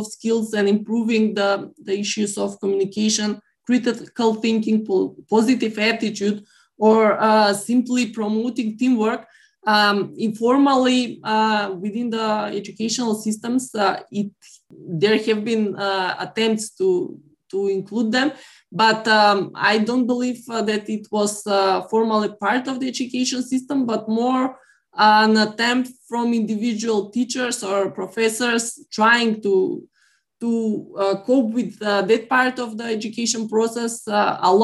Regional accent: North Macedonia; my home country, North Macedonia

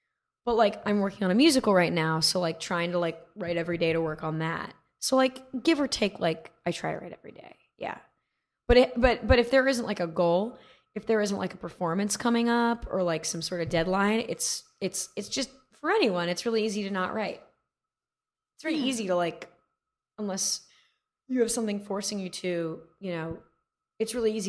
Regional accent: Manhattan Beach, California, United States; also born or lived in New York; I'm from Manhattan Beach.

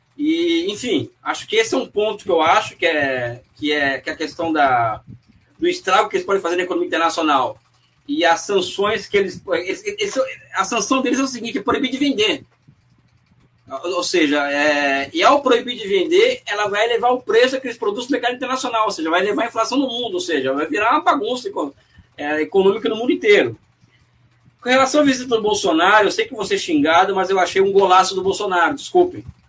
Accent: Brazil; Como brasileiro

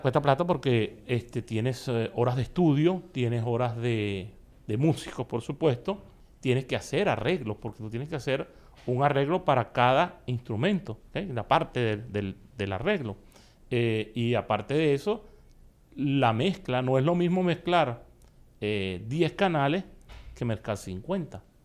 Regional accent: Venezuela; moved away as an adult; now in Miami, United States; formé parte de grupos bastante famosos en mi país que ganaron hasta el premio mayor en mi país llamado Puro de Oro. Y em, bueno, fui poco a poco haciendo relaciones y estudiando con los mejores maestros de allá de Venezuela

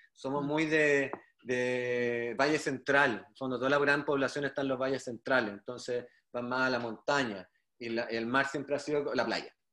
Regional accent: Viña del Mar, Valparaíso, Chile; yo soy reñaquino de toda mi vida, o sea, nací, bueno, nací en Viña, mientras mi papá se hacía en la casa en Reñaca, entonces siempre estuve ligado a la playa y el mar, desde chico

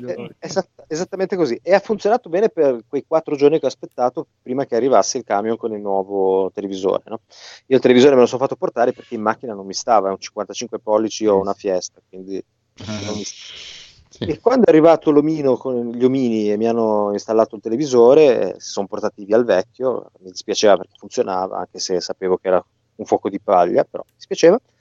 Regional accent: Genoa, Liguria, Italy; Io da buon genovese

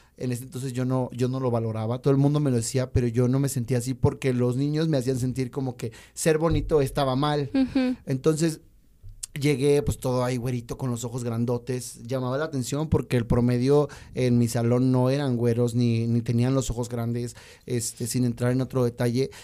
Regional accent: Mexico; also born or lived in Chile; esta ciudad hermosa donde yo nací

